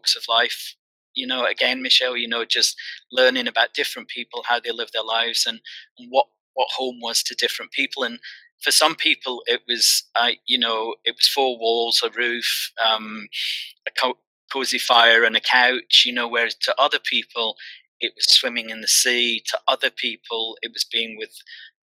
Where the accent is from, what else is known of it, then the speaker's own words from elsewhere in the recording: Glasgow, Scotland, United Kingdom; moved away; also born or lived in Brighton; I'm from Glasgow originally